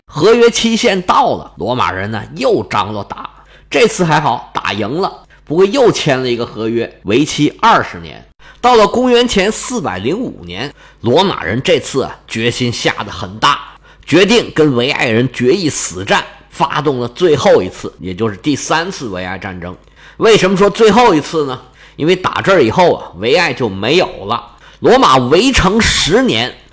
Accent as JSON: {"language": "Chinese", "country": "China", "said": "我们中国人不是有一个说法吗"}